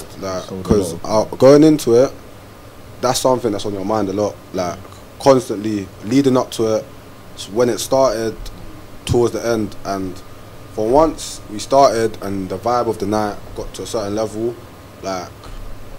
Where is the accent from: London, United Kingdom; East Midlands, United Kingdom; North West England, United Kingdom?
London, United Kingdom; Croydon; I'm from Croydon, lived there all my life